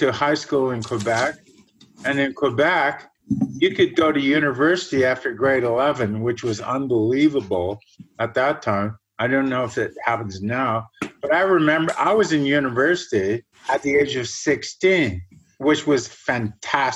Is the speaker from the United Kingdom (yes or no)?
no; Germany; now in Canada; I was born in Germany, an area northwest of Hamburg that built all the dikes and basically grew all the fruit for the whole country